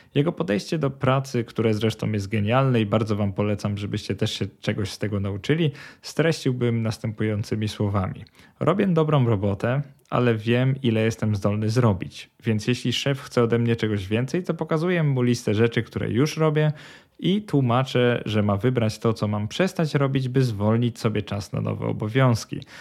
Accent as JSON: {"language": "Polish", "country": "Poland", "tie": "born or raised there", "moved": "as an adult", "lives_now": "Sweden", "said": "wyrosłem w kulturze porównywania się do innych. Zresztą w Polsce kto nie wyrósł"}